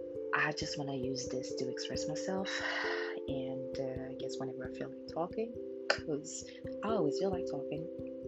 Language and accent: English; Haiti; now in Philadelphia, United States; I live in Philly, but I'm originally from Haiti.